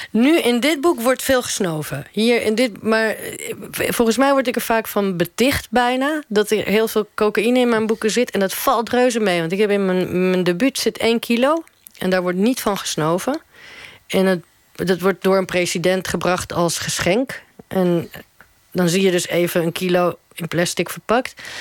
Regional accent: Netherlands; of als ik als Nederlander in Uruguay kom, dan wil het ook wel eens misgaan.

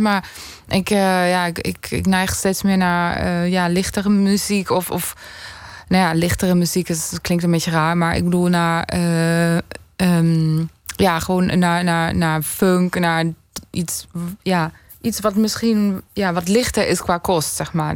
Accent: near Würzburg, Bavaria, Germany; moved away; in het dorp waar ik opgroeide in Duitsland, Estenveld, in de buurt van uh, Würzburg

